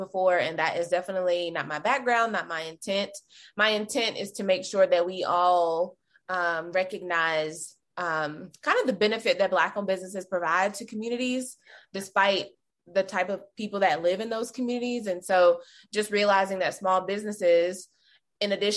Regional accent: North Carolina, United States; moved away as an adult; now in Kansas City, United States; I'm originally from North Carolina. I'm a Southern girl, so sometimes I'll say, like, hey, y'all.

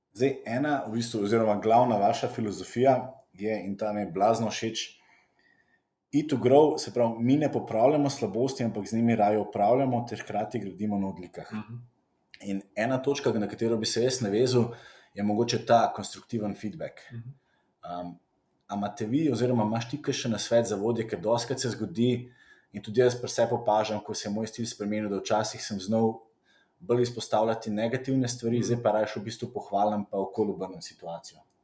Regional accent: Slovenia; smo recimo Slovenci

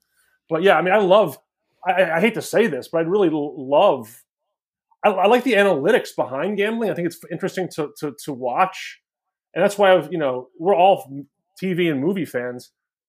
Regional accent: Virginia, United States; I grew up in Virginia, so I read the Post, Washington Post.

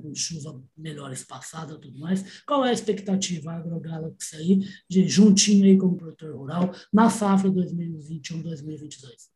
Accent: Minas Gerais, Brazil; a gente está aqui, rapaz, está em dois mineiros

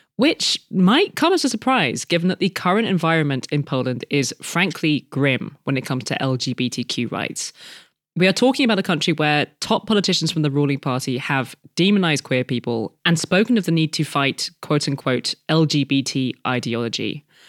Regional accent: France; my home country of France

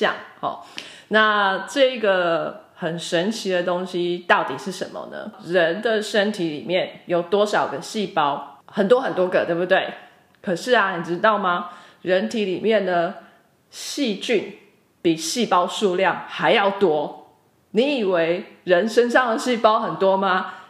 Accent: Taiwan; 还有来自台湾的台妹我本人…。

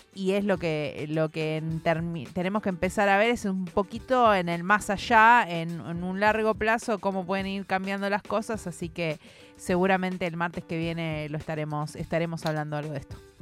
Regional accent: Argentina

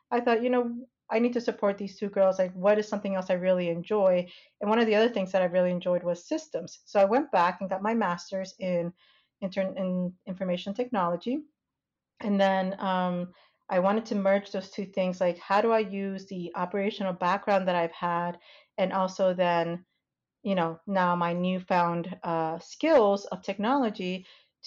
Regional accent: United States; moved away as an adult; also born or lived in Panama / North Carolina; now in Indiana, United States; We lived in New York, New Jersey

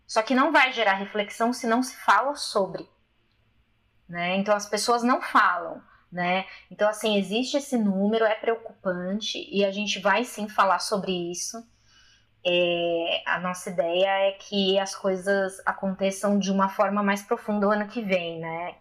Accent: Brazil; eu sou brasileira

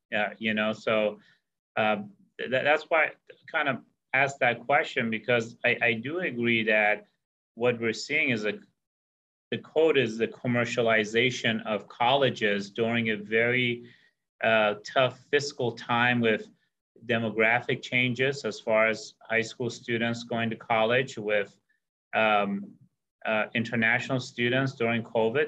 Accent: Santa Cruz, California, United States; where I grew up in Santa Cruz

